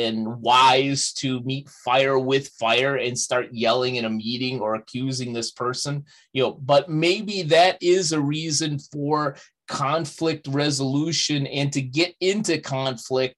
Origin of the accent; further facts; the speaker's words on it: Chicago, Illinois, United States; my hometown of Chicago